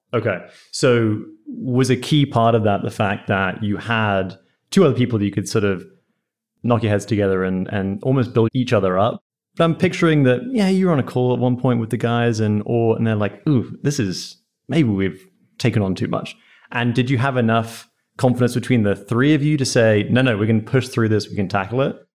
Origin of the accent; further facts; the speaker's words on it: England, United Kingdom; moved away; I grew up in England